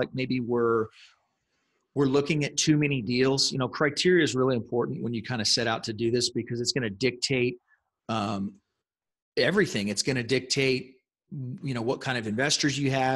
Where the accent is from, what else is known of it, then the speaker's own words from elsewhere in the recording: San Antonio, Texas, United States; I was born and raised here in San Antonio, and for the most part, I've lived here most of my life.